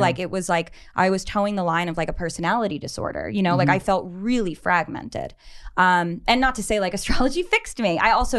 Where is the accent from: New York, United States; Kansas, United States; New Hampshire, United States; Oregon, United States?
New York, United States; New York.